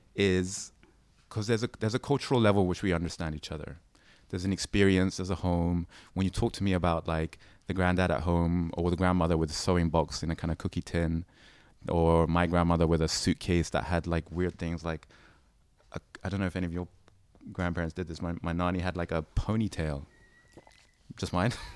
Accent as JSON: {"language": "English", "region": "London", "country": "United Kingdom", "tie": "born or raised there", "said": "me growing up in London"}